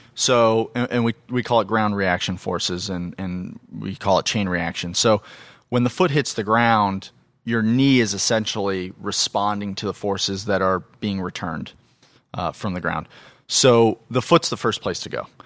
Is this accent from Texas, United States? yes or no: no; Phoenix, Arizona, United States; I grew up in Phoenix, Arizona